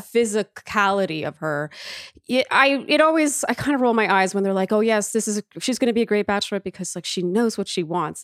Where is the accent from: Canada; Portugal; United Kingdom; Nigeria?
Canada; also born or lived in Germany; now in New York, United States; I am so Canadian